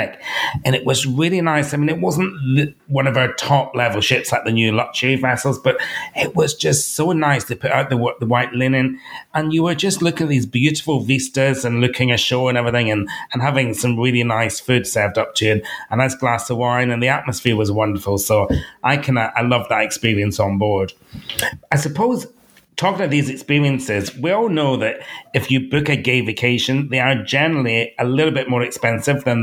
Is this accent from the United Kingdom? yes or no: yes; United Kingdom; going as a Brit